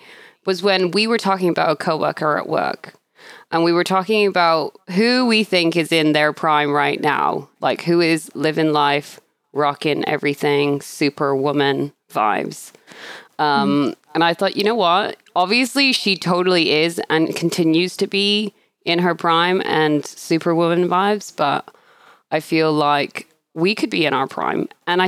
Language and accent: English; Australia; born there; accent: Canadian-British; also born or lived in Canada / United Kingdom; I'm a bit of a Commonwealth citizen, I guess, because I was born in Australia. And I think a lot of people think for some reason I have an Australian accent, but I don't. I have this fusion Canadian-British thing going on.